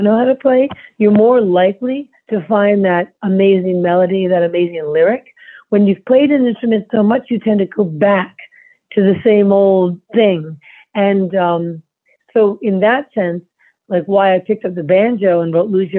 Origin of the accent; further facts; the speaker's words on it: New York City, New York, United States; I grew up in Manhattan